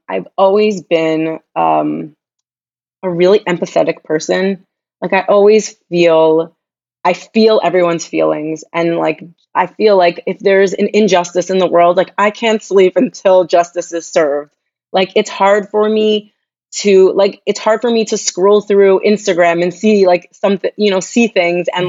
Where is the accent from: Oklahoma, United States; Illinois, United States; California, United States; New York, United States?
New York, United States; Long Island; moved away as an adult; now in Jerusalem, Israel; I'm from Long Island, New York. I grew up in a predominantly Jewish community